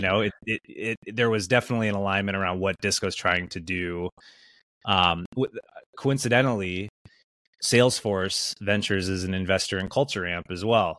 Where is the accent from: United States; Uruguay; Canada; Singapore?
United States; Wisconsin; I grew up in the Midwest, uh, you know, grew up in Wisconsin